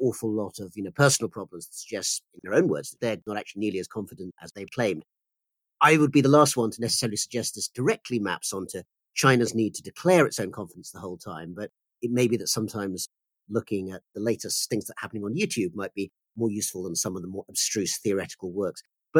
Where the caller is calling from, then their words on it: United Kingdom; I'm speaking from the United Kingdom.